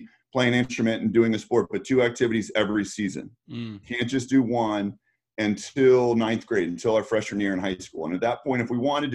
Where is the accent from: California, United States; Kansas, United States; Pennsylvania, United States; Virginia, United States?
Virginia, United States; Northern; I grew up in Northern Virginia and kind of in the DC area